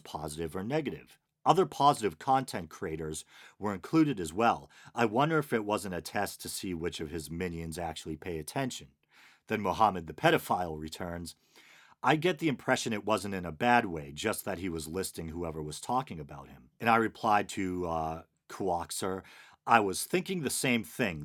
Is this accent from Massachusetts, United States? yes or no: yes; Boston, Massachusetts, United States; accent: Boston; Boston accent, my native language